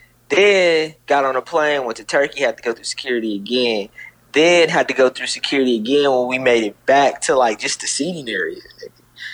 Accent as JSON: {"language": "English", "country": "United States", "said": "this part about being an American"}